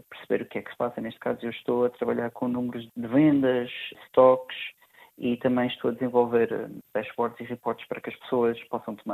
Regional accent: Madeira, Portugal; moved away as an adult; also born or lived in Lisbon, Portugal; eu saí da Madeira em 2010 para estudar, vim para Lisboa.

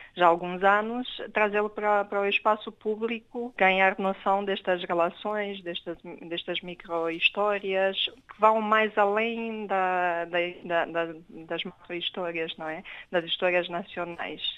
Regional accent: Romania; moved away; no caso da, da Romênia, eu sou romeno

